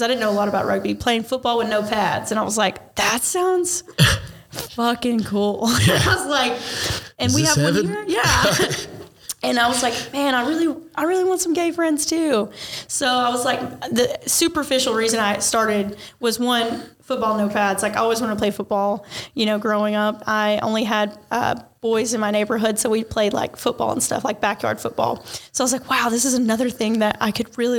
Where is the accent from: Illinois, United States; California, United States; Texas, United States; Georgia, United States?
Georgia, United States; Ringgold; I grew up around here in North Georgia, Chattanooga area. I went to Ringgold High School.